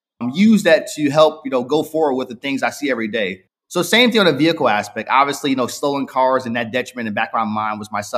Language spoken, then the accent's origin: English; Newark, New Jersey, United States; now in Los Angeles, United States; I was born and raised in Newark, New Jersey.